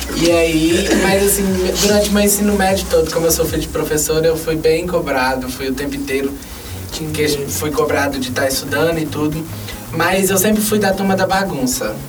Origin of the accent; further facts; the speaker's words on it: Montes Claros, Minas Gerais, Brazil; eu sou daqui de Montes Claros